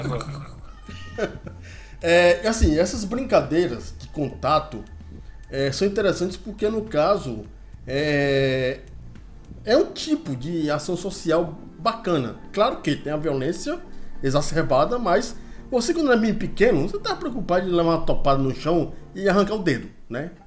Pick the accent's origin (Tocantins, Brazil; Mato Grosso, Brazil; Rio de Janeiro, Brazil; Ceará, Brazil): Ceará, Brazil; Fortaleza; Eu sou um menino que nasci em Fortaleza, eu sou um menino urbano, né? Só que na minha urbanice eu morei no interior do Ceará